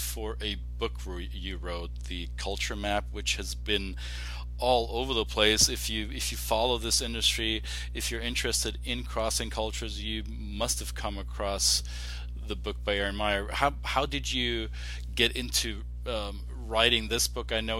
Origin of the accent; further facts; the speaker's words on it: Germany; now in United States; I'm originally from Germany and chose to live in the United States.